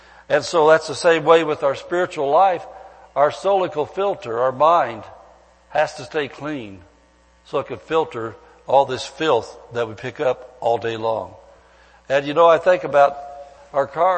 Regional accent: Midwest, United States; moved away as an adult; now in California, United States; back where I came from the Midwest

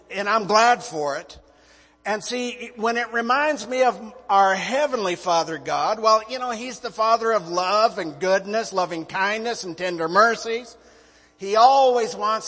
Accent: Montana, United States; moved away as an adult; also born or lived in North Myrtle Beach, South Carolina; Liz and I were both born and raised in Montana, big sky country

